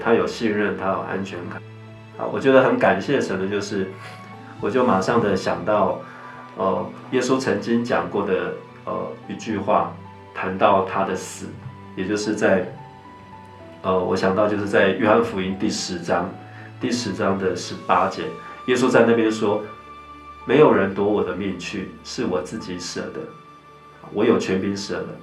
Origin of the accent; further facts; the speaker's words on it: Taiwan; 我们在台湾就是跟大部分的家庭一样啊，我们从小就在，啊，民间宗教的背景里长大